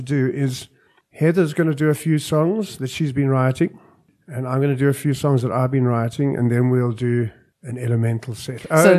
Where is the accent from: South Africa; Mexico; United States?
South Africa; Johannesburg, Gauteng; also born or lived in Cape Town; Yeah, my hometown.